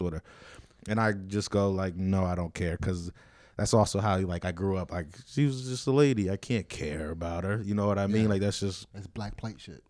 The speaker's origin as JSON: {"language": "English", "country": "United States", "tie": "born or raised there", "said": "I grew up in Renton, which is another like fucked up area, but not it's not North Philly either"}